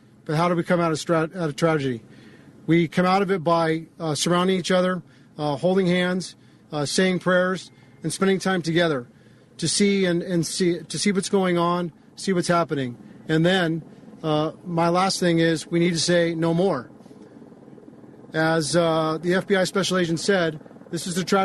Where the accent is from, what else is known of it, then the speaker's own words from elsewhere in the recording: Santa Clarita, California, United States; I've been a 52-year resident of Santa Clarita, and I grew up in the Saugus area